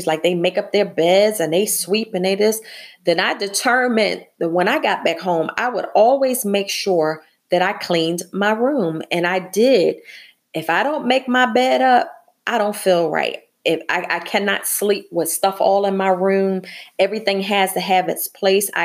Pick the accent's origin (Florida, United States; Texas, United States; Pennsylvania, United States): Pennsylvania, United States; Philadelphia; being born and raised in Philadelphia